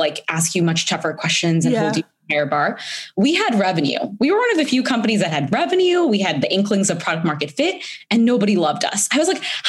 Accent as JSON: {"language": "English", "country": "India", "tie": "born or raised there", "moved": "yes", "said": "I'm an immigrant. I was born in India"}